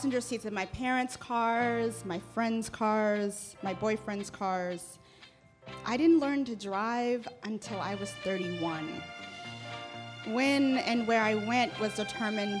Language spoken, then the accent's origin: English; Washington, District of Columbia, United States; I grew up in Washington, D.C., and went to one of the city's best public schools on the ritzier side of town.